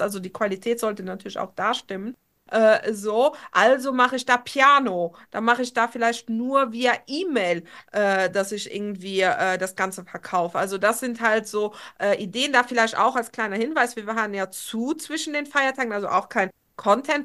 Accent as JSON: {"language": "German", "country": "Luxembourg", "tie": "born or raised there", "moved": "yes", "lives_now": "Trier, Germany", "said": "ich wohne ja aktuell noch in Trier. Ich will unbedingt nach Luxemburg nächstes Jahr zurückziehen in, in meine Heimat äh, so nach zehn Jahren"}